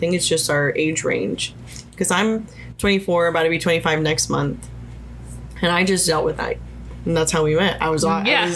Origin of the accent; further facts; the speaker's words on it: Georgia, United States; also born or lived in California; now in New Orleans, United States; I'm from Georgia, where I was born in California, moved to Georgia, raised in Georgia